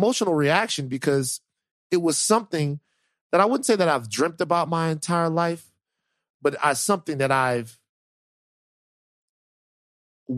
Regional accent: Baton Rouge, Louisiana, United States; Growing up in Baton Rouge, a lot of times it was chaotic

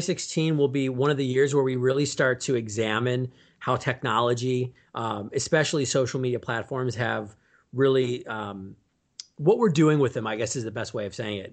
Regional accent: Milwaukee, Wisconsin, United States; moved away as an adult; now in Chicago, United States; I grew up in Milwaukee, Wisconsin

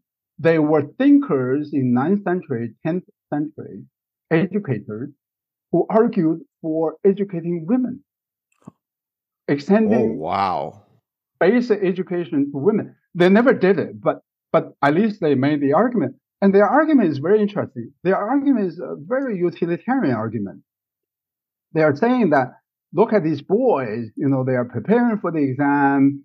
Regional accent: China; moved away; when I was growing up in China, I read these poems

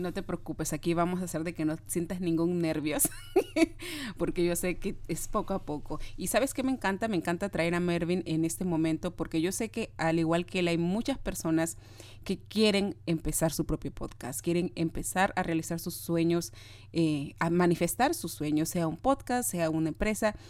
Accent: Peru; yo soy de Perú, de Sudamérica

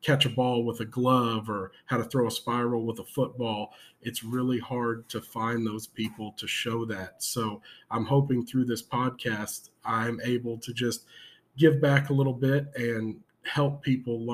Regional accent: San Antonio, Texas, United States; I am from San Antonio, Texas

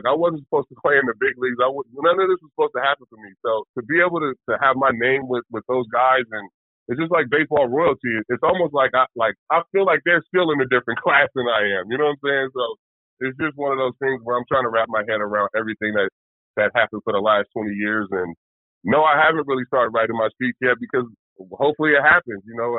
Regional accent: Vallejo, California, United States; And I'm from Vallejo, California.

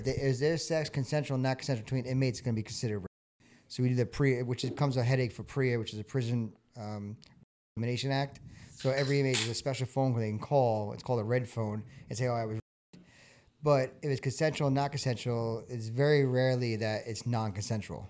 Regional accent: New York, United States; moved away; I am from New York

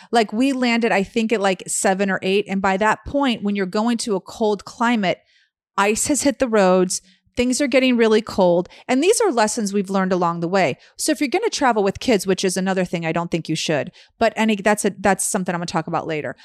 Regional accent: Chicago, Illinois, United States; moved away; growing up in Chicago

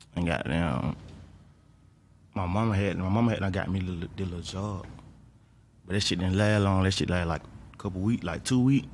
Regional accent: Atlanta, Georgia, United States; I'm from Atlanta

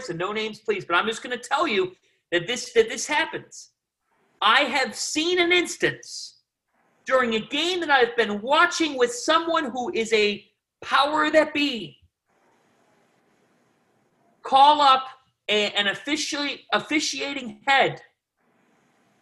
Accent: Ohio, United States; moved away as an adult; growing up in Ohio, Midwest family

